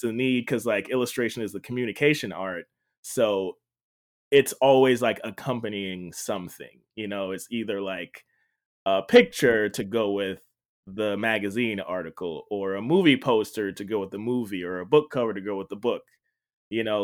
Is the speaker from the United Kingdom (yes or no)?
no; Jamaica; I grew up in Jamaica, um, not Jamaica, Queens, Jamaica, the island